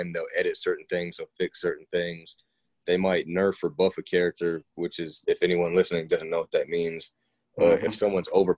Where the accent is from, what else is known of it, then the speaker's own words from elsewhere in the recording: Decatur, Georgia, United States; I'm from Georgia originally, grew up in Decatur